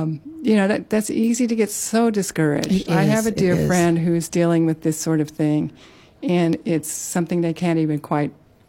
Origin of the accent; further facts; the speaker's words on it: Carlsbad, California, United States; moved away as an adult; also born or lived in Encinitas, California; now in Maui, United States; I grew up in a town called Carlsbad on the coast, and then I spent most of my adult life then in Encinitas, which is just south of Carlsbad, about half hour from San Diego.